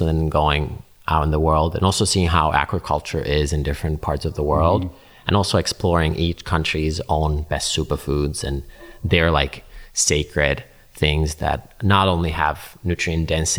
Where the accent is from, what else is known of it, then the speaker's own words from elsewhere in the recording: Finland; English is a second language; the knowledge I learned growing up in Finland was not commonly available.